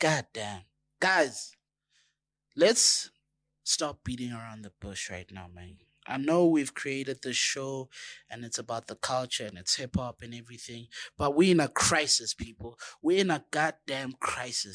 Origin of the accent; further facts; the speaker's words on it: South Africa